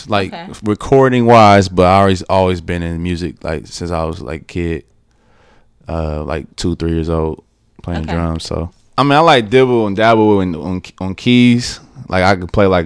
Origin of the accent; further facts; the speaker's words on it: Columbus, Ohio, United States; I am from Columbus, Ohio